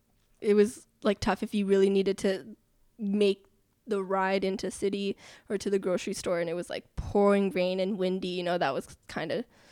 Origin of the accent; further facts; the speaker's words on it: Netherlands; Like growing up in the Netherlands, that's just something you learn.